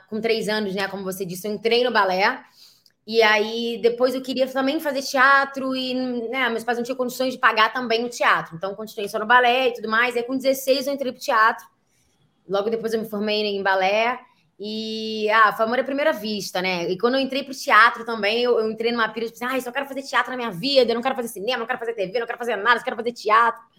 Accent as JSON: {"language": "Portuguese", "town": "Niterói", "region": "Rio de Janeiro", "country": "Brazil", "said": "eu tenho 26 anos, embora não pareça, e eu vim de Niterói, Rio de Janeiro."}